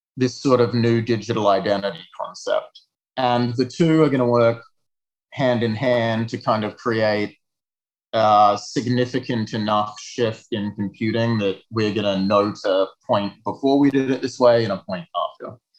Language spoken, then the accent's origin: English; south of Perth, a small town in Western Australia, Australia; now in Montreal, Canada; I grew up in a small town in Western Australia, south of Perth